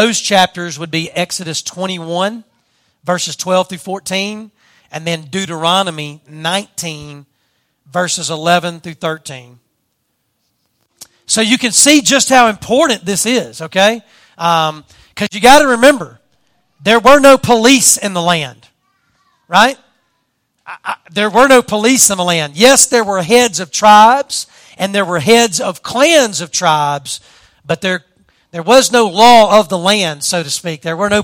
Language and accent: English; southern Louisiana, United States; accent: southern Louisiana; my southern Louisiana accent